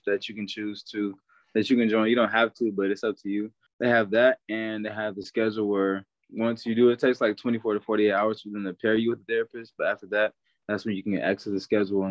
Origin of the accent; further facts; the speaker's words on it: Houston, Texas, United States; I'm from Houston, Texas, 20 years old right now